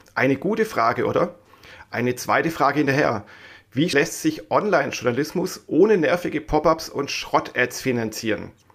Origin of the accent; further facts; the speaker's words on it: Swabia, Germany; accent: Swabian; ich bin ja eigentlich Schwabe, wie man immer wieder mal raushört.